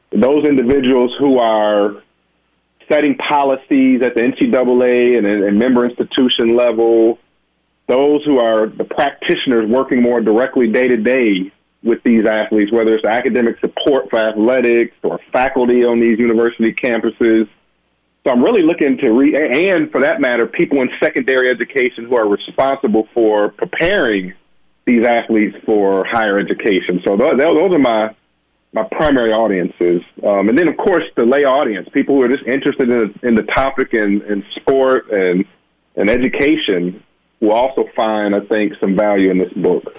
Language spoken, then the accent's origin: English; Benton Harbor, Michigan, United States; as a little boy growing up in Benton Harbor, Michigan